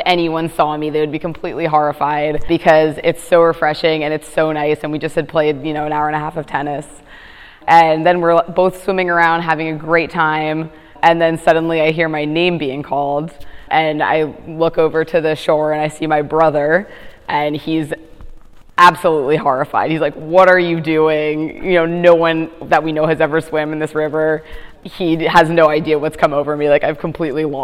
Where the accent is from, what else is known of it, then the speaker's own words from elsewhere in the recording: Teaneck, New Jersey, United States; moved away as an adult; now in Washington, United States; I'm from New Jersey. So I grew up in a town called Teaneck, New Jersey